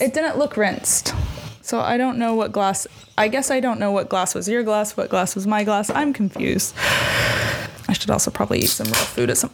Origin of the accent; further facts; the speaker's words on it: Missouri, United States; moved away; growing up in Missouri